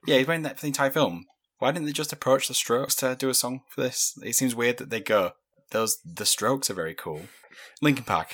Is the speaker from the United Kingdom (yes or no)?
yes; United Kingdom; we're British